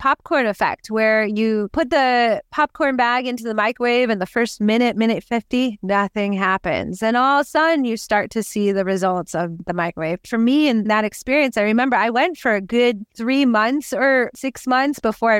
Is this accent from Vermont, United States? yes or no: no; New York, United States; now in California; And I'm in California from New York, you know, from the East Coast.